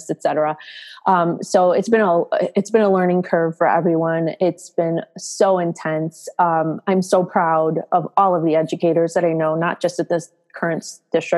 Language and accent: English; south or southwest suburbs of Chicago, Illinois, United States; I live in the Chicago suburbs and pretty much born and raised in the south or southwest suburbs of Chicago